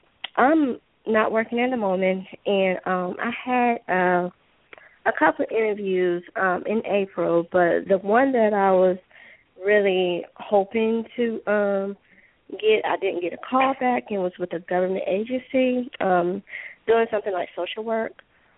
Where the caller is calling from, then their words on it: Georgia, United States; I'm calling from Georgia.